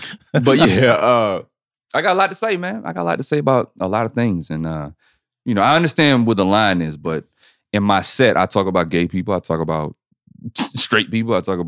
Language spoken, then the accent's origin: English; Germany; See, I grew up in Germany, so I never identify with any specific team. I'm an Army brat.